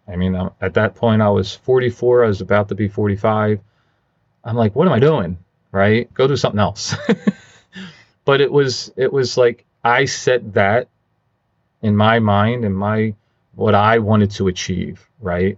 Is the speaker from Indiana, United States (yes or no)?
no; Philadelphia, Pennsylvania, United States; I grew up in Philadelphia